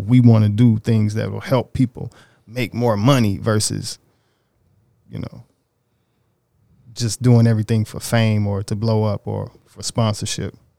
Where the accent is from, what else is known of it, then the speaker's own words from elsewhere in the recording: Oxford, Mississippi, United States; moved away as an adult; now in Los Angeles, United States; I'm from Little Bitty, Oxford, Mississippi